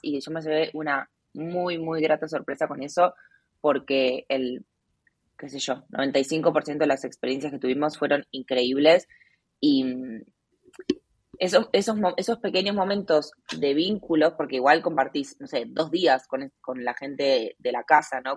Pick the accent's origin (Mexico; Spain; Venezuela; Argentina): Argentina; moved away as an adult; also born or lived in Asia; Hace cinco años me fui de Argentina y hace uno vivo viajando por Asia